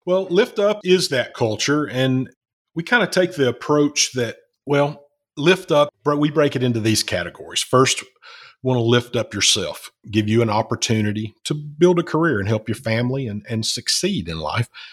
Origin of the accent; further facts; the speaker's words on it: Alabama, United States; Alabama, which is where I'm